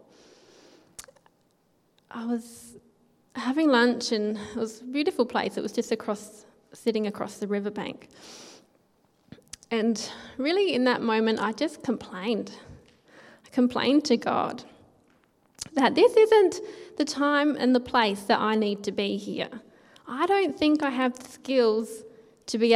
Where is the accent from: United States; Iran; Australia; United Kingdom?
Australia; Naracoorte, South Australia; growing up in Narracourt